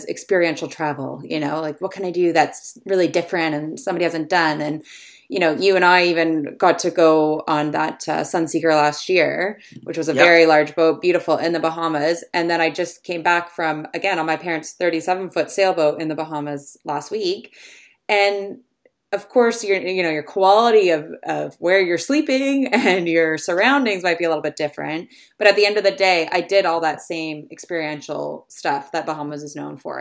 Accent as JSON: {"language": "English", "country": "Canada", "tie": "born or raised there", "also_born_or_lived": "England", "moved": "as an adult", "said": "I grew up sailing in Canada on the lakes"}